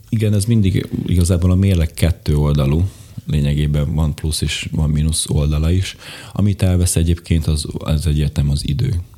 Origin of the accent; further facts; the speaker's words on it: Bodrogköz, Košice Region, Slovakia; magyar gyerekként Szlovákiából